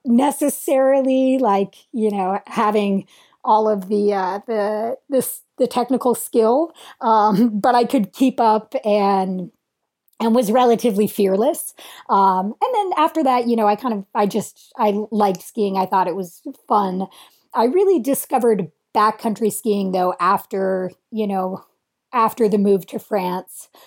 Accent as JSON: {"language": "English", "region": "Vermont", "country": "United States", "tie": "born or raised there", "said": "I grew up in Vermont and we skied a lot. Um, our home mountain was Burke Mountain"}